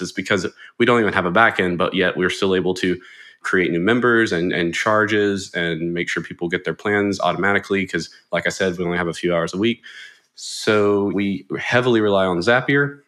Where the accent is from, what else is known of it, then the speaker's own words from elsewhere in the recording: Jackson, Mississippi, United States; I'm from Mississippi, uh, particularly Jackson. I've been here pretty much all my life